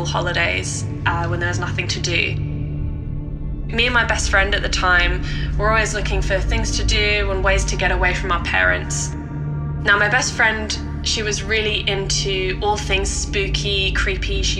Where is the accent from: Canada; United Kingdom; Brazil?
United Kingdom; Norfolk, East of England; I grew up in Norfolk, which is on the east coast of England